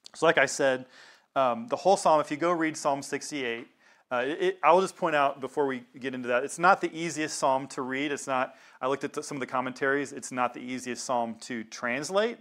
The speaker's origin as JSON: {"language": "English", "region": "the South", "country": "United States", "tie": "born or raised there", "said": "I grew up in the South"}